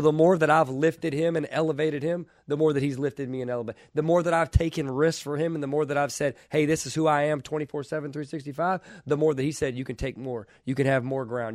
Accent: Kentucky, United States; I was from Kentucky

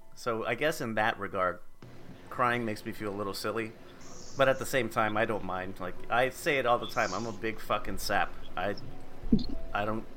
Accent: United States; accent: American; my American accent

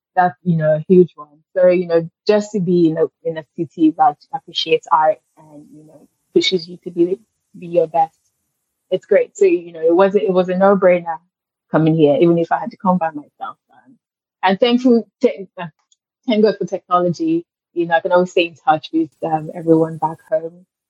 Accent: Lagos, Nigeria; moved away as an adult; now in New York, United States; I grew up in Lagos

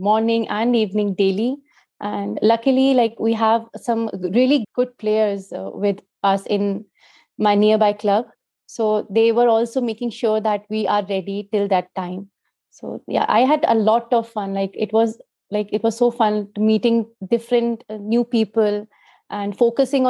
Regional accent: Jaipur, Rajasthan, India; Jaipur, that is my hometown.

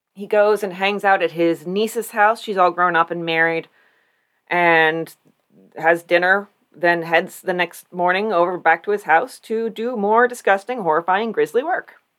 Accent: Warren, United States; General Joseph Warren, the man that my hometown is named after.

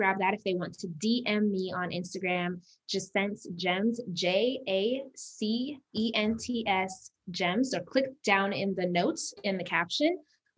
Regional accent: Las Vegas, Nevada, United States; also born or lived in Uganda; I'm from Uganda originally. So I was born in Uganda, but I was raised in Las Vegas.

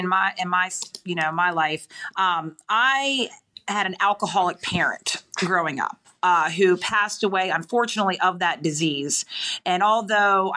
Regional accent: Frederick, Maryland, United States; Born and raised in Frederick

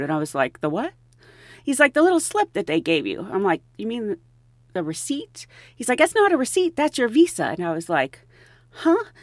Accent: Pennsylvania, United States; I grew up in Pennsylvania

